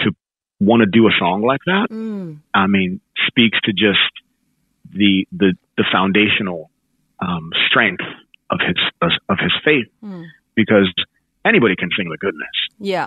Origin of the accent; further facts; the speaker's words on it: Nigeria; I'm from Nigeria